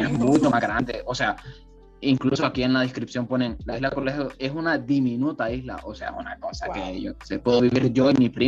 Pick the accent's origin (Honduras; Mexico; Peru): Honduras